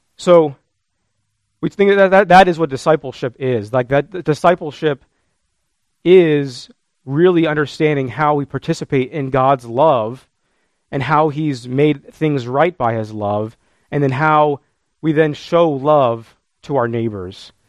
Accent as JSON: {"language": "English", "country": "United States", "said": "as modern American Christians"}